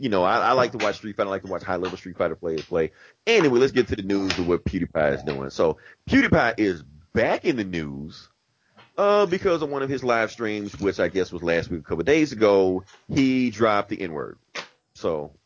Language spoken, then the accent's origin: English; Atlanta, Georgia, United States; moved away; I'm really from Atlanta